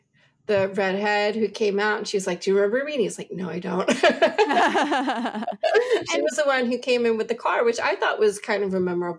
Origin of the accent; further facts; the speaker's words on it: Alabama, United States; we grew up in Alabama. There's all kinds of people from Alabama.